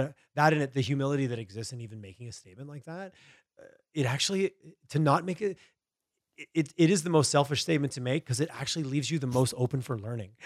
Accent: Montreal, Quebec, Canada; I grew up in Eastern Canada, in Montreal, Quebec area

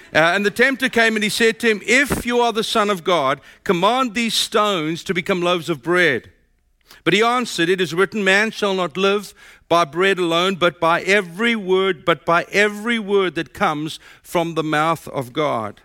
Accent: South Africa; moved away as an adult; now in United States; My accent tells you I'm from South Africa.

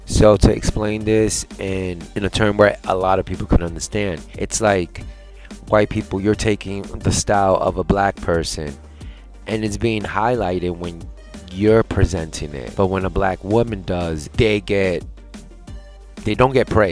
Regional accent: New York, United States; I am a New Yorker, I love my state, I love my hometown

